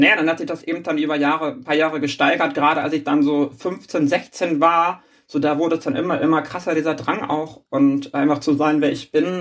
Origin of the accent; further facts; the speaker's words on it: Schleswig-Holstein, Germany; moved away as an adult; now in Hamburg, Germany; ich bin gebürtige Hamburgerin, bin allerdings nach, als kleines Kind nach Schleswig-Holstein gezogen und bin da groß geworden